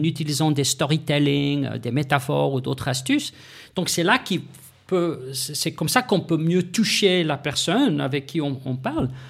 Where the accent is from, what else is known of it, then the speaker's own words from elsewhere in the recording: South Africa; moved away; Je viens de l'Afrique du Sud